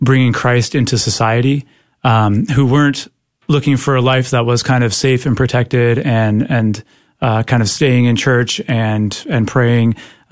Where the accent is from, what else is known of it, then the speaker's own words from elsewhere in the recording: Canada; I'm from Canada, so this was up there in Canada